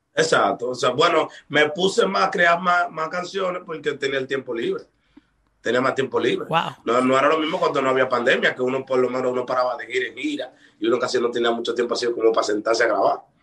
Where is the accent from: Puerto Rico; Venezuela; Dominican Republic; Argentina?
Dominican Republic; aquí en mi país se trabaja mucho